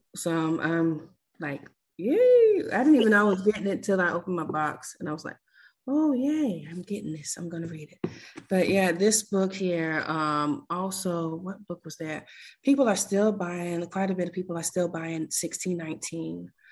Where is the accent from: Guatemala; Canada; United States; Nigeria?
United States; South Florida; I'm from South Florida.